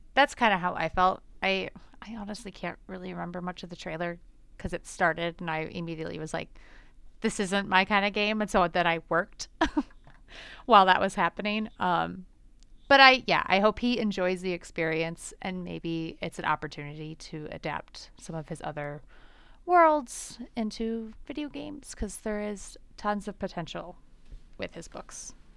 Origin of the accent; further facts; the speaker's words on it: Michigan, United States; moved away; I grew up in Michigan